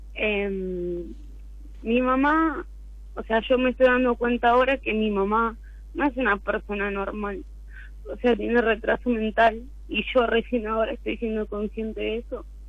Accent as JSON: {"language": "Spanish", "town": "San Miguel", "region": "Buenos Aires Province", "country": "Argentina", "said": "San Miguel, Buenos Aires, San Miguel"}